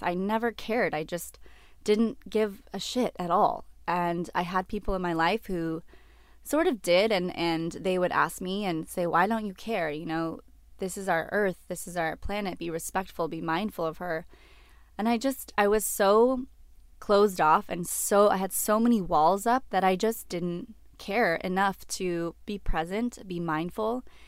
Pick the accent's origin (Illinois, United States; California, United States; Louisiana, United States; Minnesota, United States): California, United States; Orange County; moved away as an adult; also born or lived in Los Angeles; I grew up in Orange County